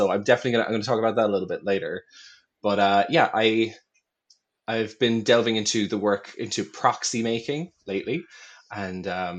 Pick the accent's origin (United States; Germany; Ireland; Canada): Ireland; So I am an Irish non-beanie individual.